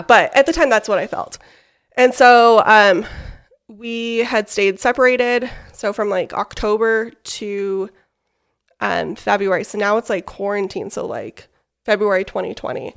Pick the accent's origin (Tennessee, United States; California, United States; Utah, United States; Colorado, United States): Utah, United States; West Jordan; I am from West Jordan, Utah, so not too far from here. Born and raised, graduated from West Jordan High School